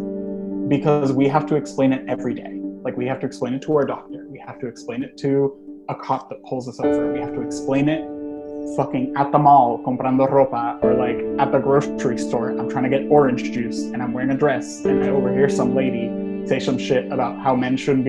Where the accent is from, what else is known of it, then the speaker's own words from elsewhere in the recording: Puerto Rico; first language Spanish; English is a second language; moved away as an adult; also born or lived in New Hampshire; now in Vermont, United States; I am from Puerto Rico, born and raised.